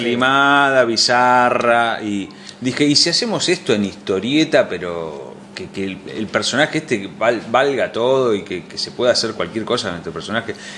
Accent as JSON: {"language": "Spanish", "country": "Argentina", "said": "nosotros como argentinos"}